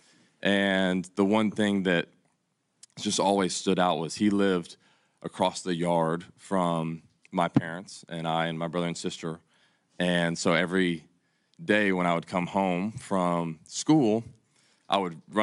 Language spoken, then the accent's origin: English; Atlanta, Georgia, United States; born or raised there; moved away as an adult; now in Chicago, United States